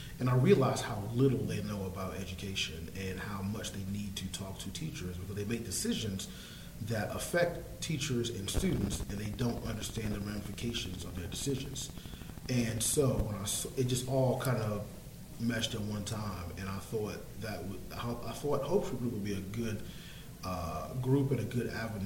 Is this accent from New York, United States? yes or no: yes; New York, United States; now in North Carolina, United States; I am originally from New York. I teach in North Carolina in Harney County at Triton High School